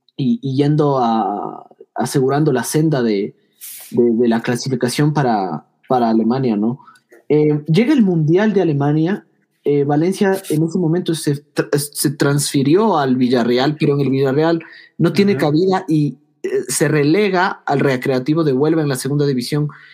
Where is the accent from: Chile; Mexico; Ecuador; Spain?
Ecuador; aquí somos de Ecuador